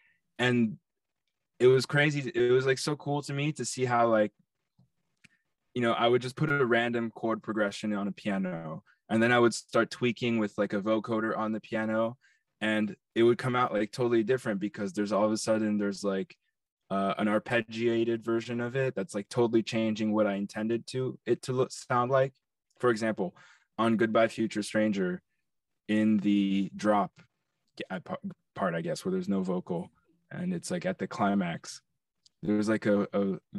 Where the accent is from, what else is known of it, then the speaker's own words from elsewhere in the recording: New York, United States; I grew up on the Upper East Side in New York.